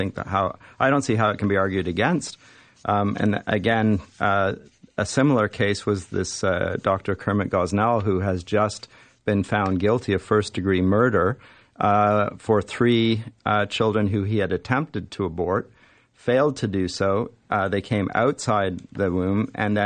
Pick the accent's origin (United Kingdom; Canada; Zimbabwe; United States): Canada; as a Canadian